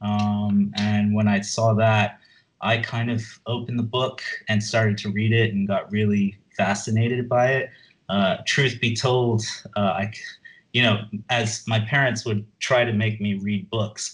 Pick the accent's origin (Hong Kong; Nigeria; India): Hong Kong; I'm from Hong Kong, and here we have a convenience store called Park and Shop